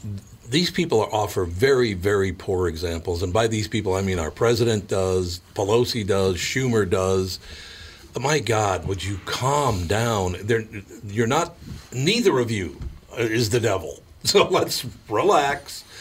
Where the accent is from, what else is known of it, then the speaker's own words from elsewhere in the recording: Minneapolis, Minnesota, United States; also born or lived in Long Prairie, Minnesota; I grew up in North Minneapolis, so I don't know a whole lot about all this hunting, fishing stuff